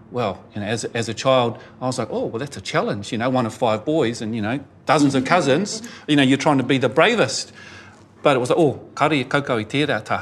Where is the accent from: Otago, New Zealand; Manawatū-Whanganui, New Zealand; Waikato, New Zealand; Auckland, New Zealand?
Auckland, New Zealand; Glenfield; I'm one of those urban Maori. I grew up in Glenfield, you know, miles away from my Turanga Waiwai.